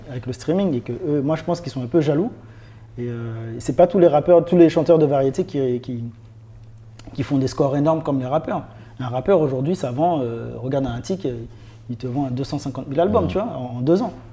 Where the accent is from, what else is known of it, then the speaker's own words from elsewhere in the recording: Martinique; moved away; also born or lived in France (born) / Nice / Paris; je viens de Martinique, petite île, petit quartier.